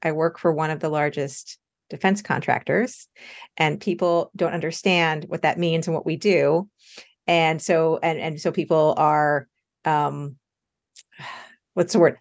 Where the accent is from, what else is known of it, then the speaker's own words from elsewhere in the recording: United States; I'm American